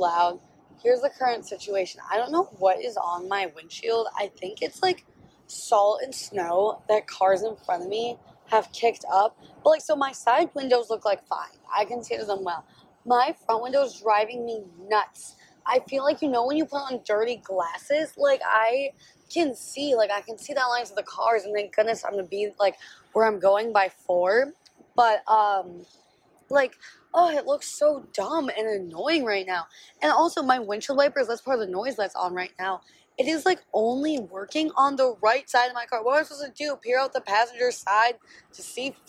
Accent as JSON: {"language": "English", "region": "Wisconsin", "country": "United States", "tie": "born or raised there", "said": "I grew up in Wisconsin"}